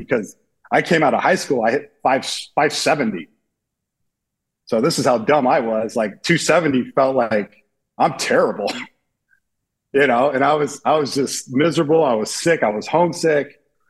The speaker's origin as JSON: {"language": "English", "town": "San Diego", "region": "California", "country": "United States", "said": "I was being from San Diego, right? We got good weather, beaches, sports, everything, good looking girls. We have it all there in Southern California."}